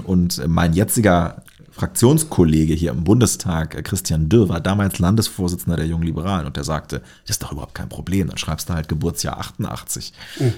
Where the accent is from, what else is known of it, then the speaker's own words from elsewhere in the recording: Lower Saxony, Germany; now in Göttingen, Germany; ich stamme aus Niedersachsen mhm. und bin auf einem kleinen Dorf äh, aufgewachsen